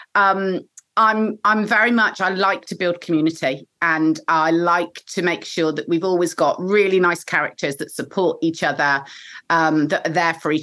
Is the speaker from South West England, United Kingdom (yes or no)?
yes; Bristol, South West England, United Kingdom; I'm a proper Bristolian